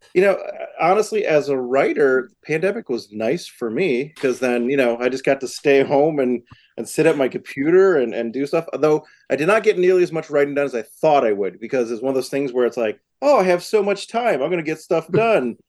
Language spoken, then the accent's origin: English; Massachusetts, United States; moved away as an adult; also born or lived in New York; I'm from Massachusetts and I lived in New York at the time